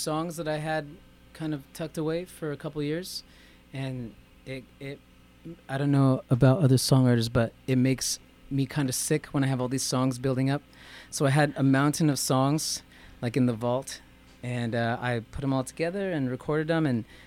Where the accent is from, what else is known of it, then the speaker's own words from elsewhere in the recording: El Paso, Texas, United States; also born or lived in Los Angeles, California; now in Tucson, United States; I grew up in El Paso